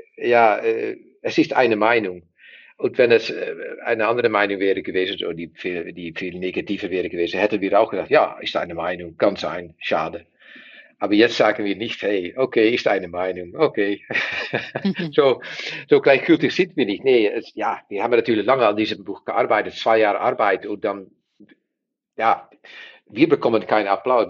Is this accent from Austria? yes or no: no; Netherlands; German is a second language; wir sind Niederländer